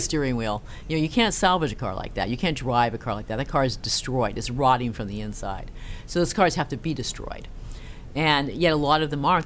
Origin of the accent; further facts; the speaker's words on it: Castro Valley, California, United States; also born or lived in Norway; I was born in the San Francisco Bay Area in a town called Castro Valley